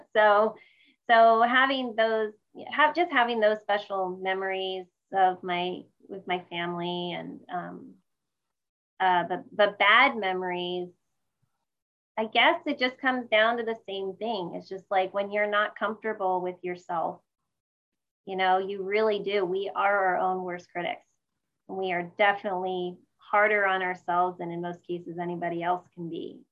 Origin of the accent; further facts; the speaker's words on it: Sparta, New Jersey, United States; now in San Jose, United States; I grew up in uh, Sparta, New Jersey, which is about an hour outside of New York City